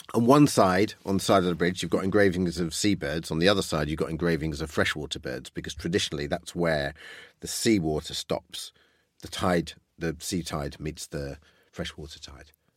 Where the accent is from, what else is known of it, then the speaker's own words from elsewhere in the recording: United Kingdom; I grew up just outside London